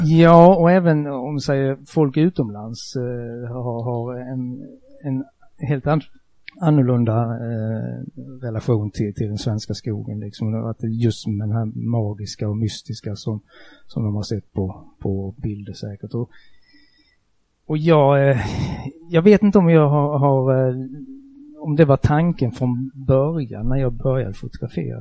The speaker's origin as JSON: {"language": "Swedish", "town": "Markaryd", "region": "Kronoberg County", "country": "Sweden", "accent": "southwestern Småland dialect near Skåne and Halland", "said": "Jag sitter hemma i Markaryd, en eh, liten ort i sydvästra Småland. Eh, väldigt nära Skåne, väldigt nära Halland, därav denna dialekt"}